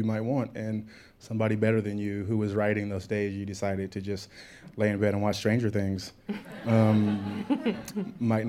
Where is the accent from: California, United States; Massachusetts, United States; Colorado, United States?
California, United States; Compton; Compton. Grew up in Compton.